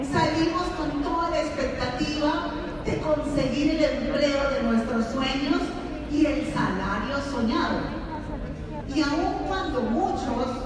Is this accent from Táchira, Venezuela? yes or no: yes; San Cristóbal, Táchira, Venezuela; Y me tuve que quedar en mi ciudad natal, que es San Cristóbal, Estado Táchira, estudiando en la Universidad Católica Contaduría Pública.